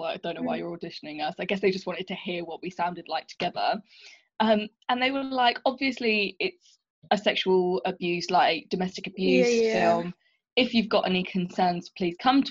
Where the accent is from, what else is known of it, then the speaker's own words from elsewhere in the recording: March, East of England, United Kingdom; we grew up in March and I didn't really think of myself as Indian when I was growing up